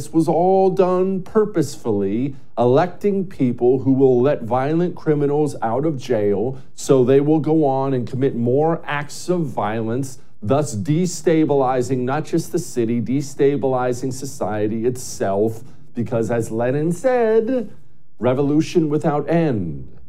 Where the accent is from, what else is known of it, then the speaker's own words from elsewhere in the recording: Montana, United States; moved away; I love rural America. I love the countryside. I grew up in Montana